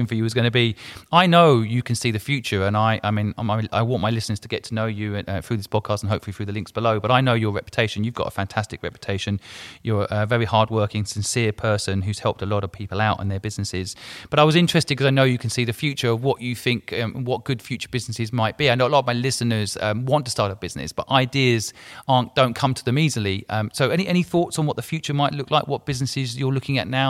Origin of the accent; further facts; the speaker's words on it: England, United Kingdom; moved away; also born or lived in Hong Kong; I grew up in England, so I consider myself English